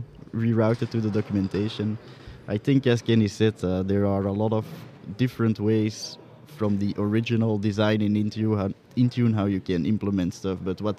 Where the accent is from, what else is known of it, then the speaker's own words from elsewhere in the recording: Belgium; I'm also from Belgium.